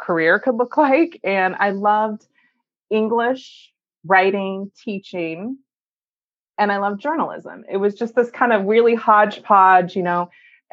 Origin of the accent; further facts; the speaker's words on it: Northern California, United States; I was born and raised in Northern California and was raised in a very small town